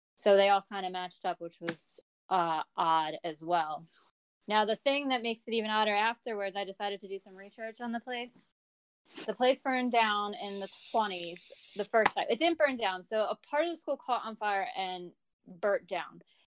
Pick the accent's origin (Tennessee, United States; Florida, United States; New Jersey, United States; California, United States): New Jersey, United States; I am from New Jersey